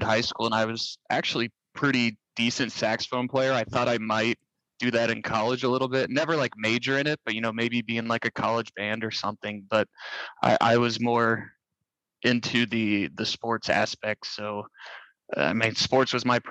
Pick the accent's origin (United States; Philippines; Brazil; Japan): United States; Ozark, Missouri; My hometown of Ozark isn't really anything different than any other city